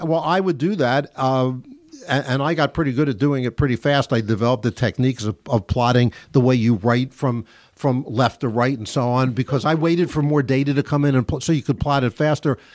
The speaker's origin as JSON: {"language": "English", "town": "Philadelphia", "region": "Pennsylvania", "country": "United States", "tie": "born or raised there", "said": "when I was a kid growing up in Philadelphia"}